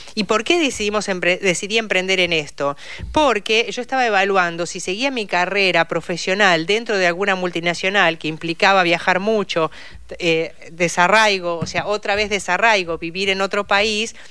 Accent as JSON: {"language": "Spanish", "town": "Saladillo", "region": "Buenos Aires Province", "country": "Argentina", "moved": "as an adult", "lives_now": "Buenos Aires, Argentina", "said": "yo soy bonaerense y vivo eh, por adopción, o sea, soy porteña por adopción, vivo hace más de 32 años en la ciudad de Buenos Aires"}